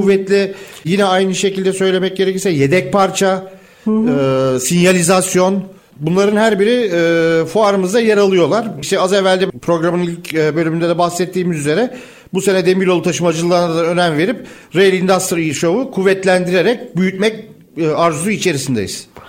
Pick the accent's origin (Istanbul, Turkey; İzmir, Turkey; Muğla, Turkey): Istanbul, Turkey; bir İstanbullu olarak